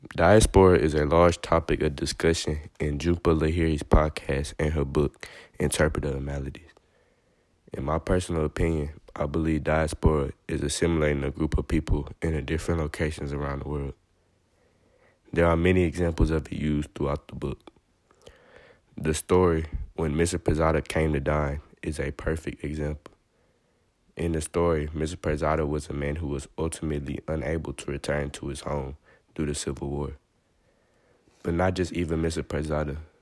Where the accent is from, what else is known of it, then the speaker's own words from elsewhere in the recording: United States; Even though I was born here, and my parents were, and my grandparents were too